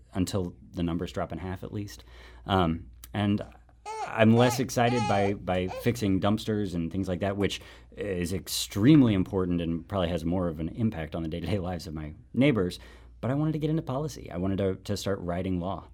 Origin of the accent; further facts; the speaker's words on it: St. Louis, Missouri, United States; also born or lived in Washington, D.C.; I'm born and raised in Shaw